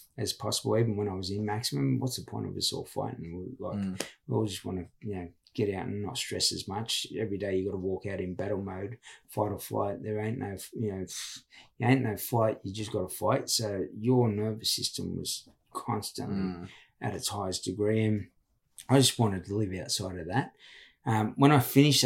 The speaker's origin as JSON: {"language": "English", "town": "Sydney", "region": "New South Wales", "country": "Australia", "tie": "born or raised there", "also_born_or_lived": "Walgett", "said": "That's my hometown. But I grew up in Redfern"}